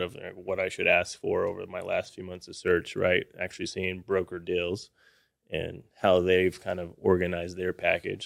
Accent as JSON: {"language": "English", "town": "Austin", "region": "Texas", "country": "United States", "tie": "born or raised there", "said": "Grew up in Austin, Texas"}